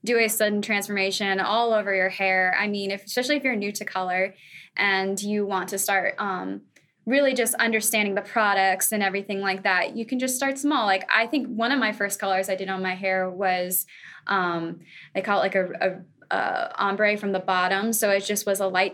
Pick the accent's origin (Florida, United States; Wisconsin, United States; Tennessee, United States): Florida, United States; Well, I'm a Florida girl. I was born and raised in Florida